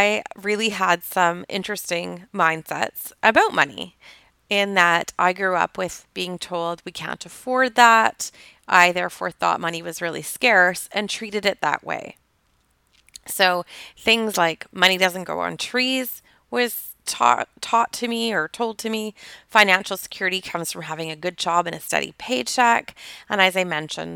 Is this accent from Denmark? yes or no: no; Toronto, Ontario, Canada; I grew up in Toronto, Ontario, Canada